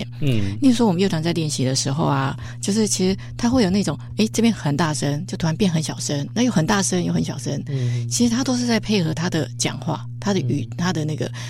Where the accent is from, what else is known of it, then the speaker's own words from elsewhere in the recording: Taitung County, Taiwan; 我们台东人有优惠。